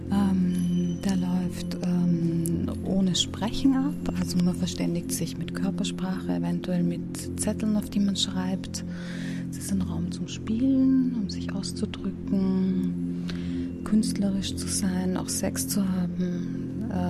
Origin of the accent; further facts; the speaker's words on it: Vienna, Austria; ich komme aus Wien, ich bin Sexualcoach